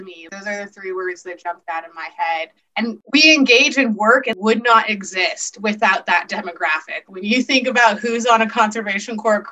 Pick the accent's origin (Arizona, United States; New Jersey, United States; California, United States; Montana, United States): Montana, United States; born and raised in Montana